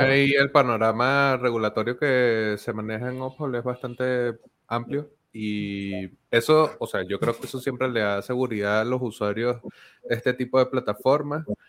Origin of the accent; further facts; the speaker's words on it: Venezuela; yo estoy soy venezolano, estoy en Venezuela, he vivido el proceso de dolarización de la economía venezolana como parte de mi crecimiento hacia la edad adulta